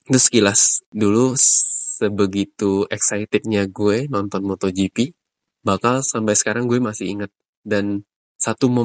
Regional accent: Riau, Indonesia; moved away as an adult; now in Jakarta, Indonesia; gue berasal dari Riau, dan sekarang ini menetap di Jakarta udah kurang lebih 9 atau 10 tahun sejak gue kuliah.

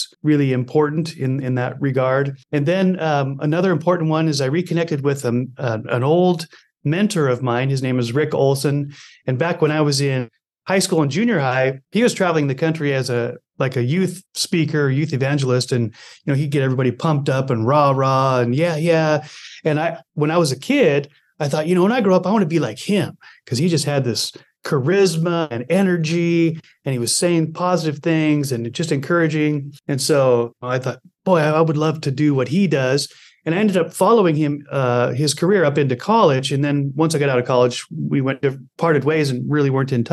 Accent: Montana, United States; my childhood growing up in Montana

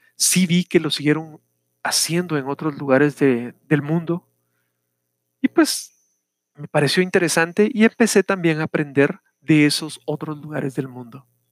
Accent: Guatemala; acá en mi país, Guatemala.

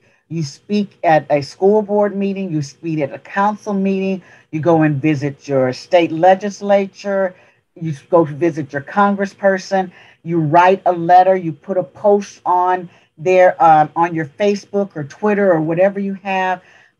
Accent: the South, United States; I'm from the South. There are still remnants of some of the things that happened in the South.

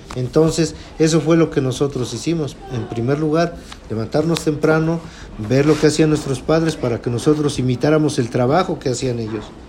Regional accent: Huaxingo, Puebla, Mexico; soy de Huaxingo y vivo en Avenida del Carmen, Huaxingo, Puebla

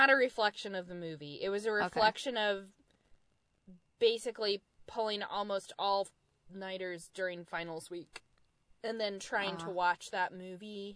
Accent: United States; accent: very American; my very American accent

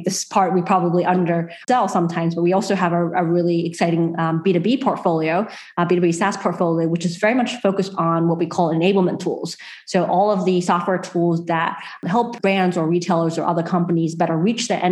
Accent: Australia; I'm proud as an Australian

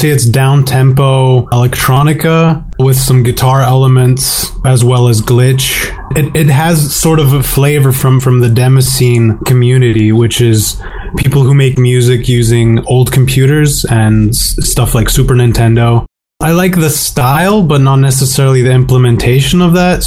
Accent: Slovakia; my home country of Slovakia

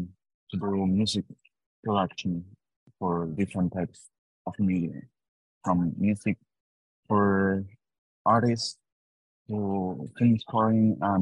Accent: Buenos Aires, Argentina; I am from Buenos Aires, Argentina.

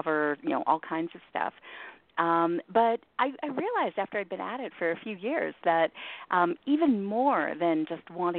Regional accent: Toronto, Ontario, Canada; I grew up in Toronto

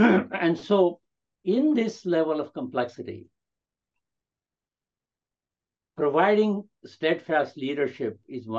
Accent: India; English is a second language; do I feel included even though I'm an Indian, even though I have an accent, even though I am 80 years old or whatever, right?

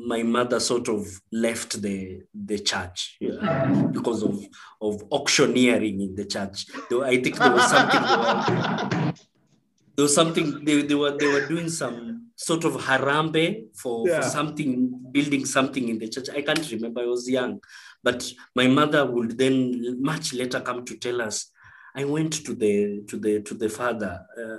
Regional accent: Kakamega, Kakamega County, Kenya; also born or lived in Kisumu; I barely speak Kikuyu because I was brought up in Western Kenya. I was brought up in Kakamega, I think, for 10 years.

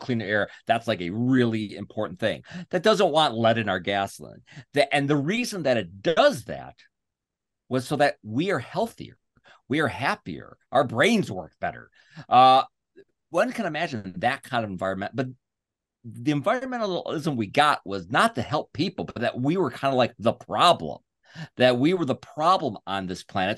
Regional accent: United States; I'm an American

